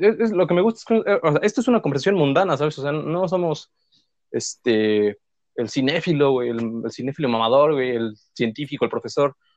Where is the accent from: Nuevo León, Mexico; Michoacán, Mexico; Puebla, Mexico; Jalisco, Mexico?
Puebla, Mexico; soy pues poblano.